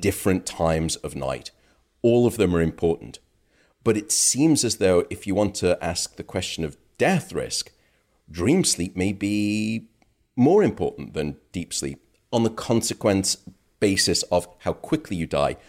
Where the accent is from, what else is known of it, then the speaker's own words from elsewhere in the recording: United Kingdom; now in United States; My home country, uh, the U K